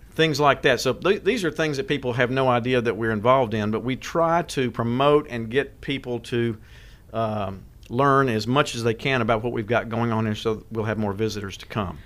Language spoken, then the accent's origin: English; West Tennessee, United States; now in Sumner County, Tennessee, United States; I grew up in West Tennessee